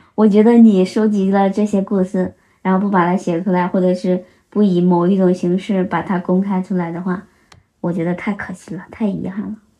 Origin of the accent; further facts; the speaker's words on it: Henan, China; 把我们的家乡推介出去，因为我觉得河南真的是被低估了